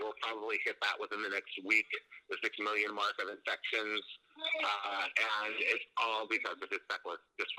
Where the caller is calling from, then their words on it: New York City, New York, United States; Right now, I'm calling you from Washington Square Park.